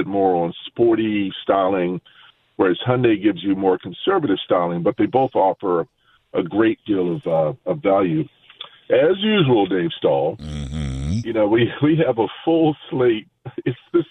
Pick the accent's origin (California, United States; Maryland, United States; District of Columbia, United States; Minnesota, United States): Maryland, United States; Baltimore; moved away; I had gone to Baltimore, my my hometown